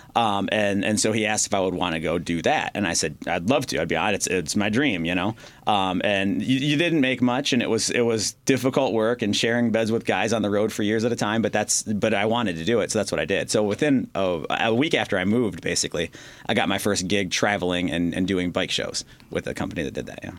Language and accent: English; Wyandotte, Michigan, United States; also born or lived in Pennsylvania; I lived in a, a, town called Wyandotte. I'm from there